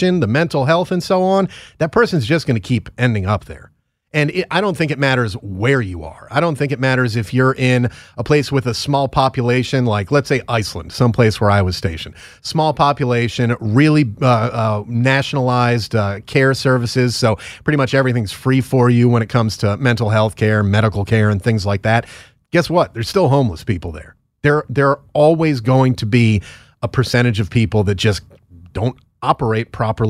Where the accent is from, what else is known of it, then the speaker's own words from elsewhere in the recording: Northeast, United States; moved away; I'm from the Northeast